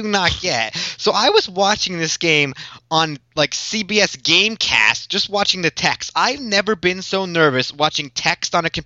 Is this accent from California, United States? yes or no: no; Pittsburgh, Pennsylvania, United States; my hometown of Pittsburgh